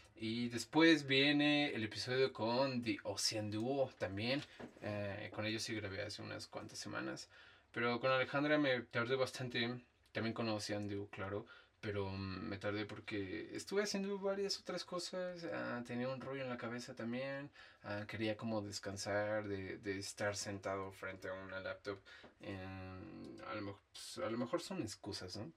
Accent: Dolores Hidalgo, Guanajuato, Mexico; moved away; yo soy de Dolores algo Guanajuato

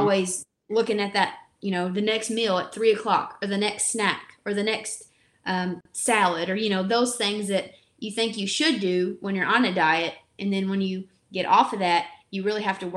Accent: Kentucky, United States; accent: Kentucky; I grew up in Kentucky. The accent does not lie. So I definitely have the Kentucky accent.

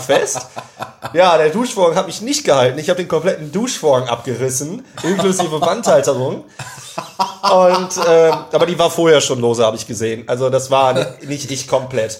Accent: Germany; first language German; Weil ich selbst als Deutscher, der deutscheste Deutsche der Deutschen.

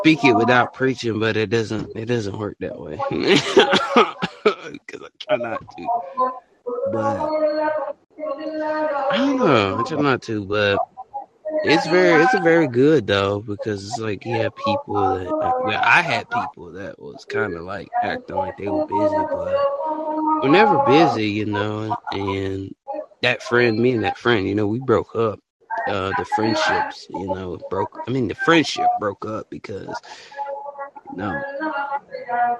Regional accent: Alabama, United States; I'm from the United States. I'm from Alabama

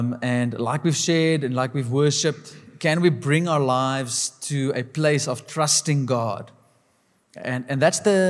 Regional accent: South Africa; us specifically as a South African people

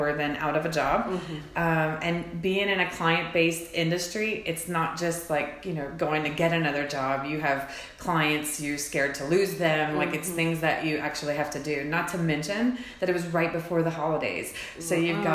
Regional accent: Cecilia / Henderson area, Atchafalaya Basin, South Louisiana, United States; moved away as an adult; now in Fayetteville, United States; I am actually a Cajun girl, so I grew up in a small town right off of the Atchafalaya Basin in the Cecilia Henderson area

